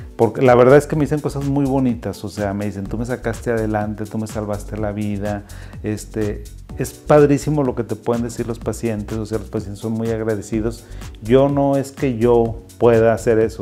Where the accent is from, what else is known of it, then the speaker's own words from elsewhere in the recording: Zacatecas, Mexico; moved away; yo soy de Zacatecas, de un municipio y soy de una zona rural rural completamente. Mi papá era agricultor